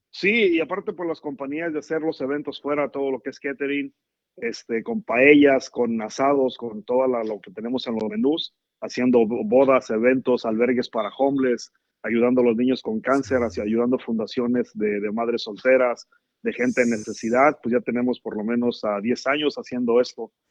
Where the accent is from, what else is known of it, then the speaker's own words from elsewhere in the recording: La Barca, Jalisco, Mexico; moved away as an adult; also born or lived in Laguna Hills, California; now in California, United States; yo nací en La Barca, Jalisco.